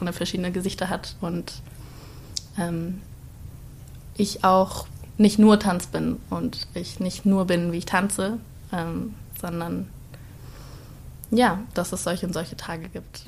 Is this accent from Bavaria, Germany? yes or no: yes; Starnberg, Bavaria, Germany; moved away as an adult; now in Cologne, Germany; Ich komme aus Starnberg und lebe jetzt in Köln seit eineinhalb Jahren